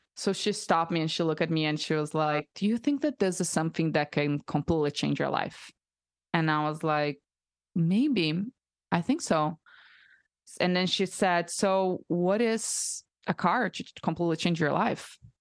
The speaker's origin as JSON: {"language": "English", "country": "Brazil", "tie": "born or raised there", "also_born_or_lived": "United States", "second_language": "English", "moved": "as an adult", "lives_now": "Austin, United States", "said": "I'm from Brazil, so I'm born and raised there my whole life, and I just moved to the U S two years and a half ago"}